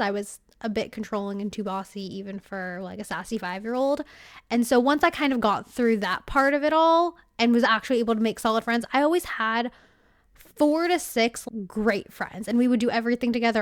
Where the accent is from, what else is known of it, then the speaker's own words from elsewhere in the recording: California, United States; I'm from California